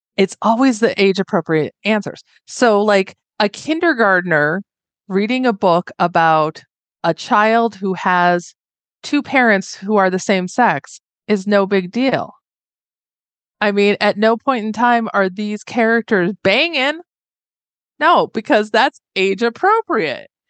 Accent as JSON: {"language": "English", "region": "Northwest Indiana", "country": "United States", "tie": "born or raised there", "moved": "as an adult", "lives_now": "Reno, United States", "said": "I was born and raised in Northwest Indiana"}